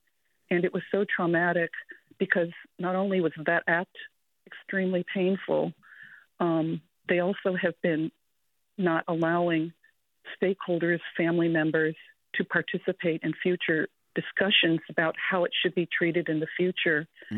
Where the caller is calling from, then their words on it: Berkeley, California, United States; I'm Japanese American. I live in Berkeley, and I'm the granddaughter of Japanese immigrants.